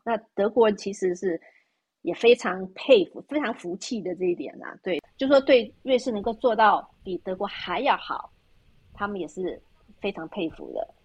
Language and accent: Chinese; Taiwan; moved away as an adult; also born or lived in Germany; now in Switzerland; 就像我们在台湾，出生长大的呢